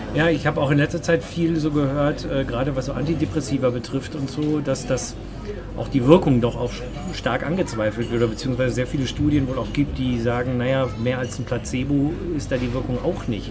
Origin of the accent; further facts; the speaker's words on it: Germany; als Deutscher